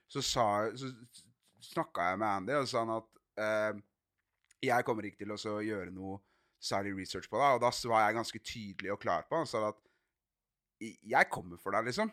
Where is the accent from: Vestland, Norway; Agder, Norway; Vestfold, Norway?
Agder, Norway; Arendal; hjemme i Arendal